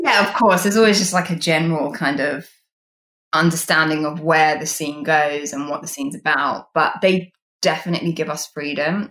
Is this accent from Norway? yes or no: no; United Kingdom; as a British person